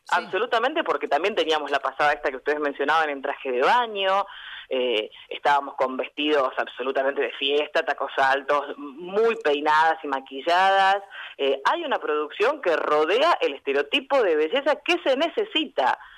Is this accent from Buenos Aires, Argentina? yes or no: no; General Conesa, Río Negro, Argentina; moved away as an adult; now in Bahía Blanca, Argentina; General Conesa, de donde soy yo, tiene 6.000 habitantes